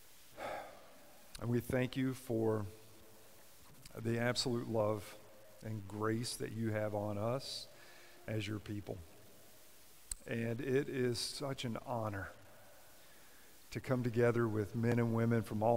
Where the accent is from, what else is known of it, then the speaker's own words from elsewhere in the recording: Kentucky, United States; my home state of Kentucky